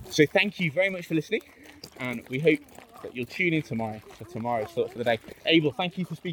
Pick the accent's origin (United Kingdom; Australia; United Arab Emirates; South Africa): United Kingdom; England; I come from England